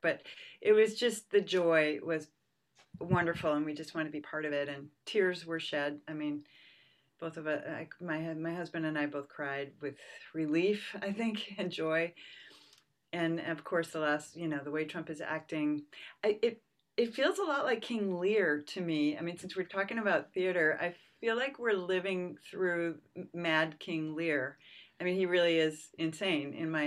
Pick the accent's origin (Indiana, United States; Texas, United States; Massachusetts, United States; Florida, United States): Massachusetts, United States; suburbs of Boston; also born or lived in Pennsylvania; now in San Francisco Bay Area, United States; I was born in Pennsylvania. My family moved to Massachusetts when I was two, so I was really raised in the suburbs of Boston